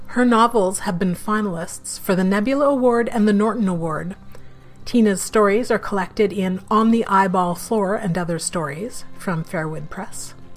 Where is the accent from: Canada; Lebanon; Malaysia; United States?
Canada; also born or lived in Vancouver, Canada; now in Toronto, Canada; I'm a Canadian science fiction, fantasy, and horror writer